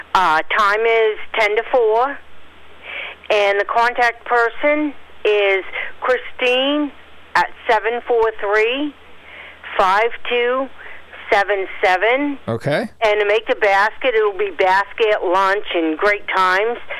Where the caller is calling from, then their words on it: Norway, Maine, United States; I'm calling from Norway